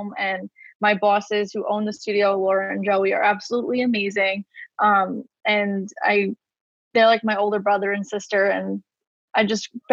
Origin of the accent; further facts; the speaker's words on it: New York City, New York, United States; I'm from Staten Island, New York